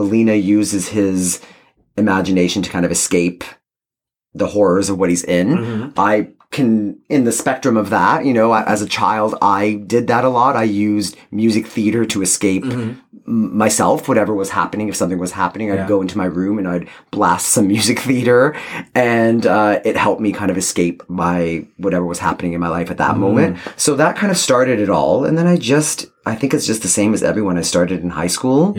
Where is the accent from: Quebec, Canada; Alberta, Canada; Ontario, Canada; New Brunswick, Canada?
Ontario, Canada; Toronto; I grew up in Toronto